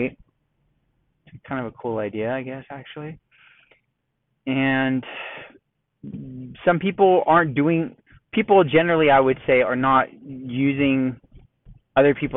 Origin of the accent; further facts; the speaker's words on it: Southern California, United States; moved away as an adult; now in Texas, United States; living and growing up in Southern California